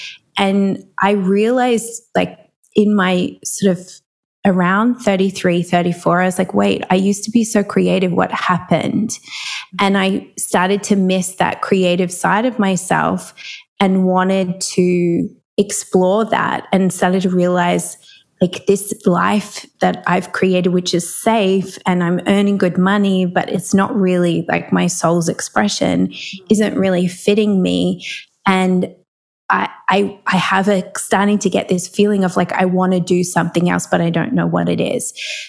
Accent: Melbourne, Victoria, Australia; I'm from Melbourne, which is down the bottom of Australia.

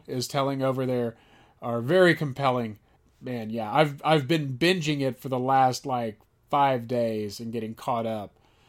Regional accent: Aledo, Texas, United States; now in Dallas, United States; growing up in Aledo, Texas.

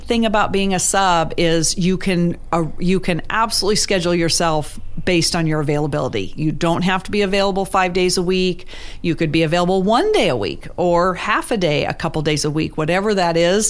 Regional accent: Juneau, Alaska, United States; growing up in Juneau, which I didn't know was unique until I left here

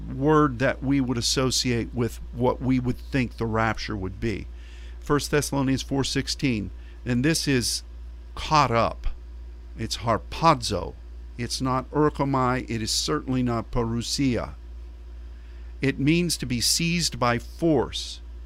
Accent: United States

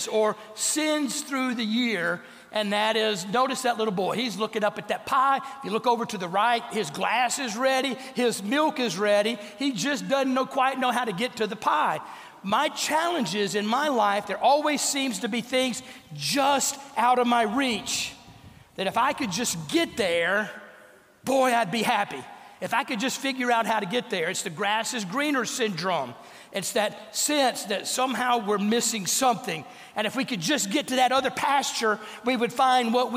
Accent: North Louisiana, United States; growing up in North Louisiana

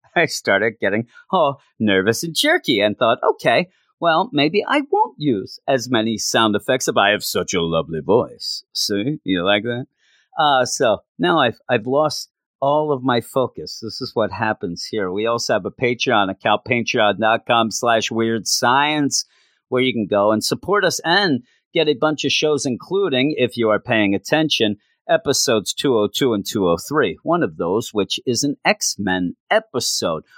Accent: East Coast, United States; I am from the East Coast. East Coast forever

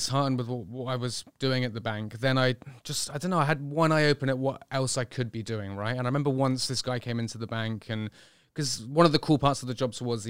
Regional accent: Bristol, South West England, United Kingdom; Well, I was born in 1982 in Bristol, fairly normal upbringing, I guess, kind of into health and fitness, or more just sport, really, as I was growing up

